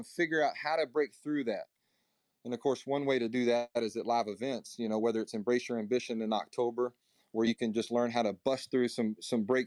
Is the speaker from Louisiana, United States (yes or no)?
no; Nashville, Tennessee, United States; I'm from Middle Tennessee, Nashville